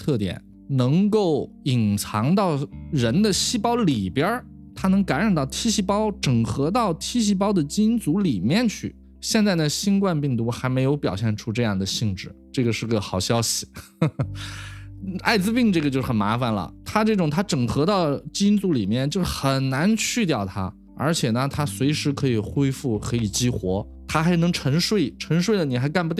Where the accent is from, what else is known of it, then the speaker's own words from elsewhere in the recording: China; 当然，乙肝呢，我是中国人嘛，我是在 Michelle 实验室又跟 Charlie Rice 合作，然后我又回到中国，所以肯定要做乙肝呀。